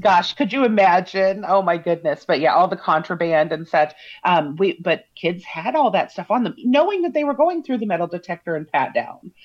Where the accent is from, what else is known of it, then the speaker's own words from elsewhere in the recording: Parkville, Missouri, United States; I'm from Parkville, which is um, just basically 10 miles from the airport